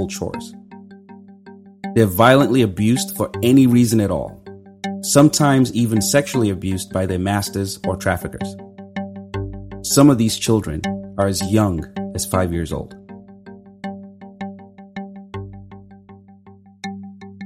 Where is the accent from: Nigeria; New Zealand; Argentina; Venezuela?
Nigeria; Growing up in Nigeria